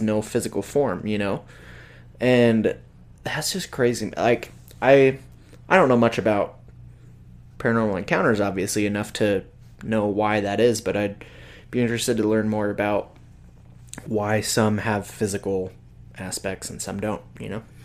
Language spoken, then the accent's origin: English; Salt Lake City, Utah, United States; now in Logan, United States; I grew up in Salt Lake and we get winter there.